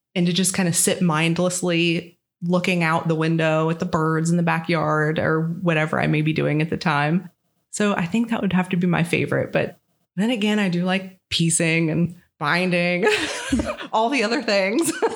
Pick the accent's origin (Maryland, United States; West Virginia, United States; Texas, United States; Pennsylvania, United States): West Virginia, United States; Parkersburg; I was born and raised in Parkersburg, West Virginia, where I still am.